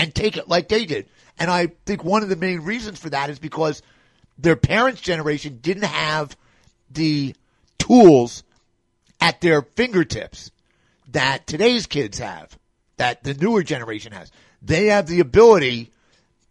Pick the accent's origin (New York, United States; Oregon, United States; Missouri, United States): New York, United States; I'm from New York